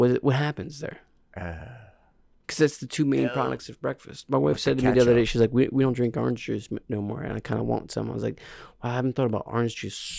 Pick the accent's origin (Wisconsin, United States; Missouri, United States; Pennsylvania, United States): Pennsylvania, United States; Piffeter. I'm from Piffeter, PA.